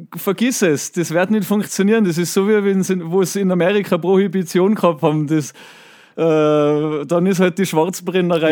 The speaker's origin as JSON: {"language": "German", "region": "Tyrol", "country": "Austria", "said": "ich komme aus einem Tourismusort"}